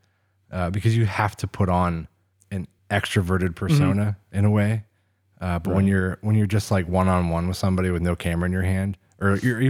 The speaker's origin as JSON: {"language": "English", "town": "Oil City", "region": "Pennsylvania", "country": "United States", "tie": "born or raised there"}